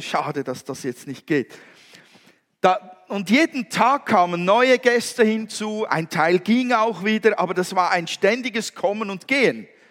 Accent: Switzerland; bei uns in der Schweiz

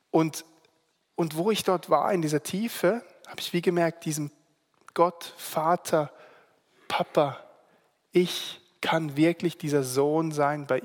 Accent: Singapore; also born or lived in Germany; now in Switzerland; eben im Internat bin ich aufgewachsen in Singapur und ähm, habe bin dann nach Deutschland, habe meine Ausbildung gemacht.

